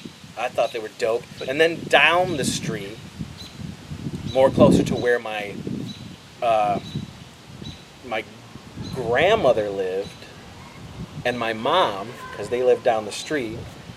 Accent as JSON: {"language": "English", "town": "Wellsville", "country": "United States", "tie": "born or raised there", "said": "growing up in Wellsville"}